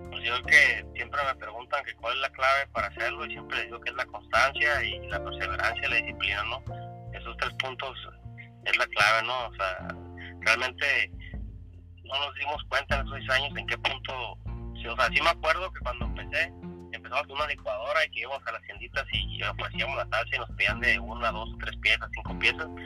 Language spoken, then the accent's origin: Spanish; Tijuana, Baja California, Mexico; yo soy tijuanense, nacido aquí, aquí, aquí vivo, aquí trabajo y aquí me crié.